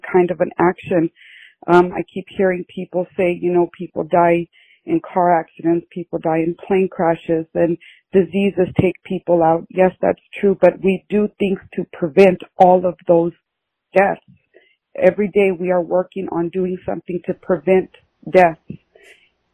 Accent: Southwest Texas, United States; I'm from Southwest Texas.

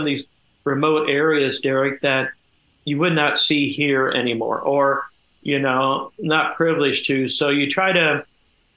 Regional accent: Kettering, Ohio, United States; I grew up in Kettering, Ohio, and I started, I guess, my career at NCR Country Club.

